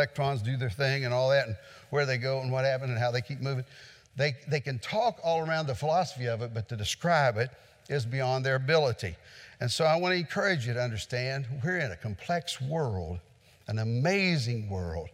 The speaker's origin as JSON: {"language": "English", "region": "West Virginia", "country": "United States", "tie": "born or raised there", "said": "in West Virginia, we had a tornado recently that went through the area where I grew up"}